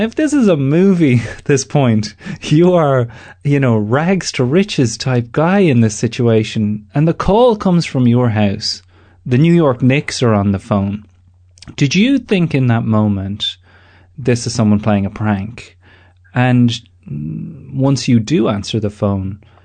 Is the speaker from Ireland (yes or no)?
yes; Ireland; moved away; I am the Irishman Abroad